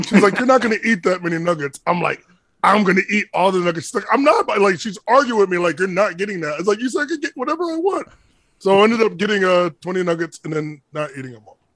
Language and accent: English; Hartford, Connecticut, United States; I'm from Hartford, Connecticut